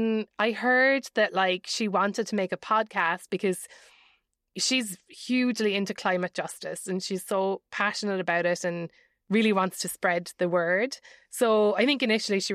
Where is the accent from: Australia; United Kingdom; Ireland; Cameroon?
Ireland; now in United States; as an Irish person